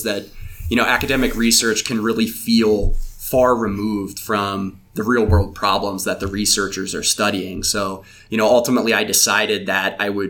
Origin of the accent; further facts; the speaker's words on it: Hanover, Pennsylvania, United States; I was born and raised in Pennsylvania, central Pennsylvania. I grew up in Hanover, about an hour south of Harrisburg